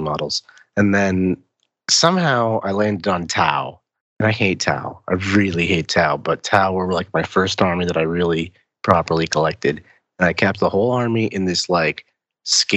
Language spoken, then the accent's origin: English; New Jersey, United States; I'm from New Jersey